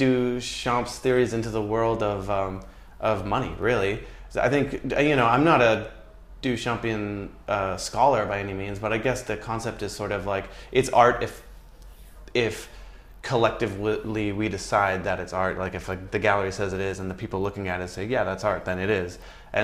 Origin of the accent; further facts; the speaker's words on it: Canada; And it's kind of easy to do, to be honest, because Canadians love Canadians, my dad knows every single goddamn p